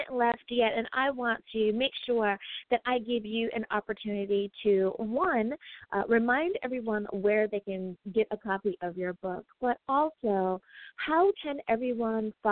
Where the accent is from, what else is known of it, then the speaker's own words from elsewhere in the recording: United States; my home country